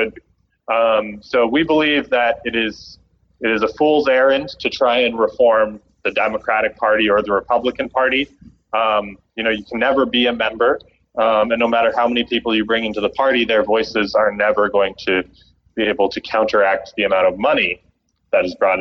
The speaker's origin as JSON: {"language": "English", "country": "Canada", "moved": "yes", "said": "my home country, Canada"}